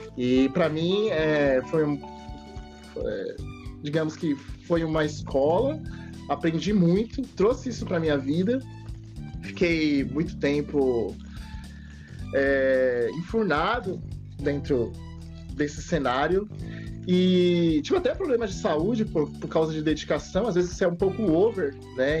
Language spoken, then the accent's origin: Portuguese; São Paulo, Brazil; São Paulo, Zona Loste, Zona Leste, Leste